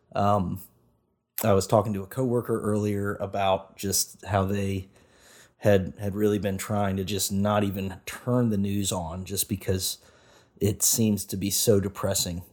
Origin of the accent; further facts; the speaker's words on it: Nashville, Tennessee, United States; I grew up in Nashville, area, in the Nashville area as well